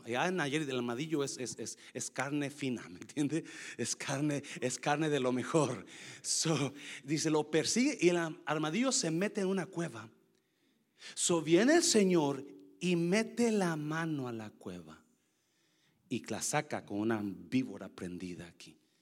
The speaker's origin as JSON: {"language": "Spanish", "region": "Nayarit", "country": "Mexico", "tie": "born or raised there", "moved": "yes", "said": "yo crecí en Nayarit"}